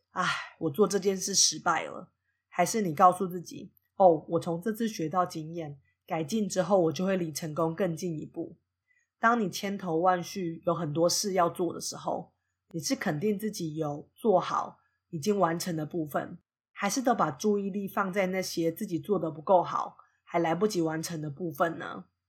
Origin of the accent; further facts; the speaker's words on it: Taiwan; moved away as an adult; now in United States; 我对自己的认同就是一个台湾人啊，我在美国也是把自己当成一个外国人